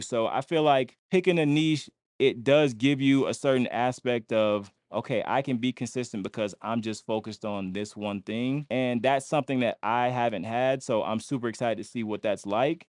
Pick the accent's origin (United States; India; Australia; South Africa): United States; Lakeland, Florida; I'm from Lakeland, Florida.